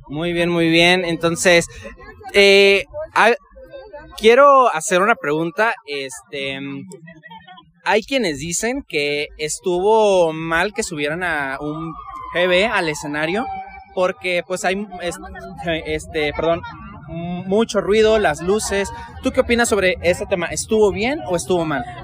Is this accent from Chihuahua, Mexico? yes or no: yes; Ciudad Juárez, Chihuahua, Mexico; Yo vengo desde Ciudad Juárez. Este, ah. Ahí está bien feo